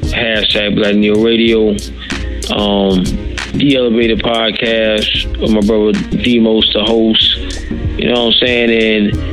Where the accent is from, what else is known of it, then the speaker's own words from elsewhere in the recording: New York City, New York, United States; moved away as an adult; now in Tampa, United States; I'm from Brooklyn, New York. Been down in Tampa ten years and loving it